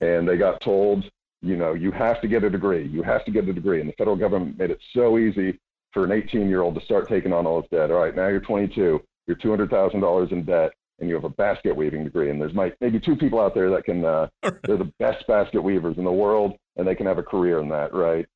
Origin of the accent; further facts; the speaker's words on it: Homer and Wasilla, Alaska, United States; also born or lived in Anchorage, Alaska / Idaho; I was born in Anchorage, grew up uh, between Homer and Wasilla